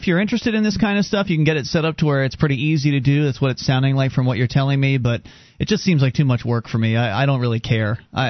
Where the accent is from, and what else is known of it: Florida, United States; born or raised there; moved away